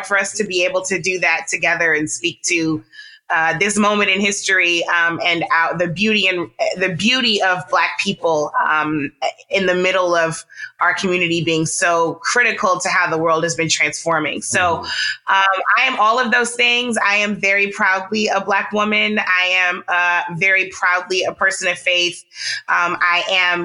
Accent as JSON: {"language": "English", "town": "St. Louis", "region": "Missouri", "country": "United States", "tie": "born or raised there", "said": "I am a Midwesterner. I was raised in St. Louis"}